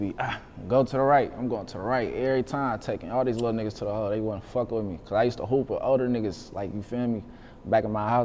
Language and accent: English; Vallejo, California, United States; also born or lived in Oakland, California; when I was born, they moved me to the V because they ain't want to raise me out there. I only lived out there for probably a year or two